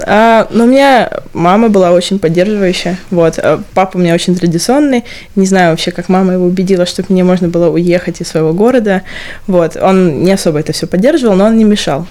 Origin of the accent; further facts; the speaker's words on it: Stavropol, Stavropol Krai, Russia; accent: Stavropol; also born or lived in Moscow; now in London, United Kingdom; Есть у меня ставропольский акцент в русском?